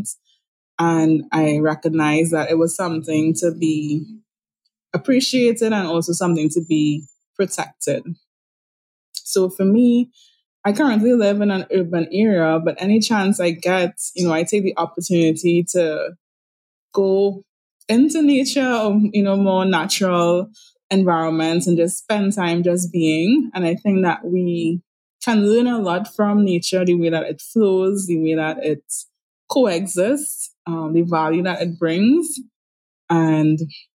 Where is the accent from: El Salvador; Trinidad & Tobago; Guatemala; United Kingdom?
Trinidad & Tobago; I'm from Trinidad and Tobago in the Caribbean